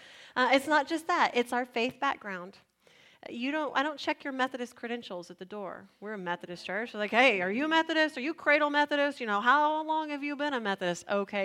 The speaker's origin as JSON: {"language": "English", "town": "San Antonio", "region": "Texas", "country": "United States", "said": "Some of us immigrated from other places in Texas, like me, right? I came from San Antonio."}